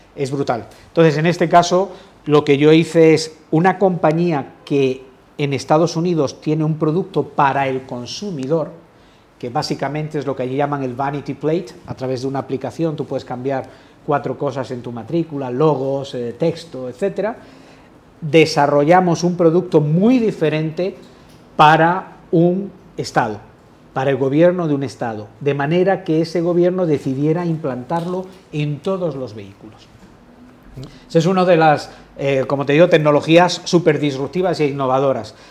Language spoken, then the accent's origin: Spanish; Spain; soy profundamente español